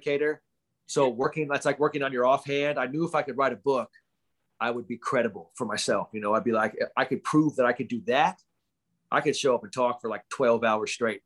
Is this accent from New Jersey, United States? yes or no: no; Bay Area, California, United States; I'm from the Bay Area